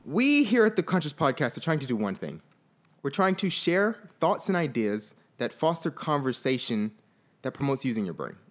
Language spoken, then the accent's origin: English; Fort Lauderdale, Florida, United States; I grew up in Fort Lauderdale, Florida